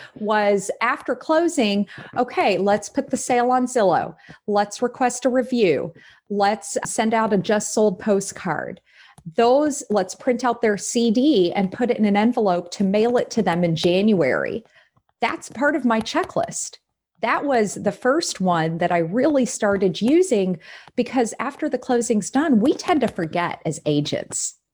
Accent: Texas, United States; now in Des Moines, United States; I'm from Texas, but I've been in Iowa eleven years

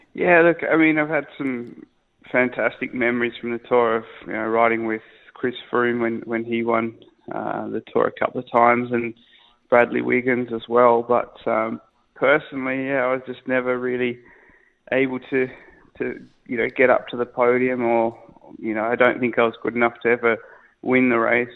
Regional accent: Australia; moved away; my wife's English, I'm Australian

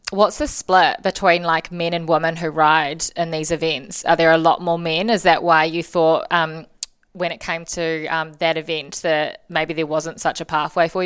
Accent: Auckland, New Zealand; Um, growing up in Auckland, I'd say Muriwai.

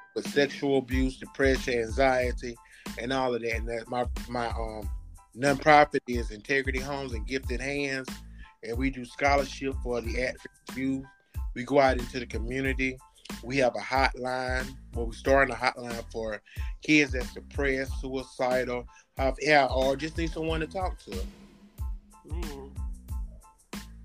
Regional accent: Alabama, United States; now in Montgomery, United States; I grew up in Bayman, Alabama

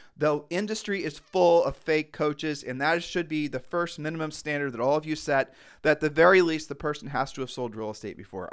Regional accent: Ohio, United States; we're just from Ohio

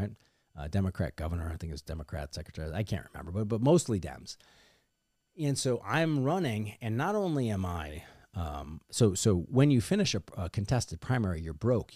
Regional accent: Missouri, United States; my home state of Missouri

